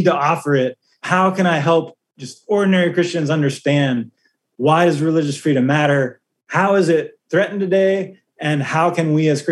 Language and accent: English; United States; as an American